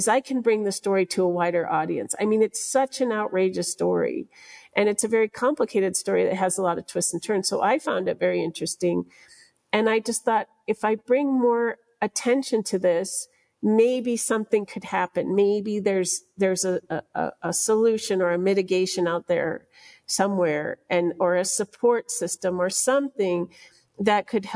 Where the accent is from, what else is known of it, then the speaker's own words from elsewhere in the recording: United States; as an American journalist